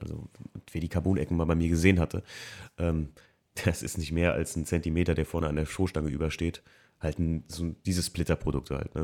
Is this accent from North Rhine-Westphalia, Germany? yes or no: no; Alken, Rhineland-Palatinate, Germany; also born or lived in Frankfurt; Alken, wo ich aufgewachsen bin